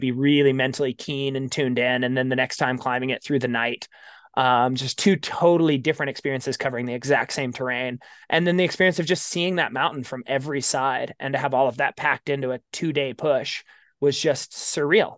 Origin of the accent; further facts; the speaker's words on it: Baker City, Oregon, United States; It's actually my hometown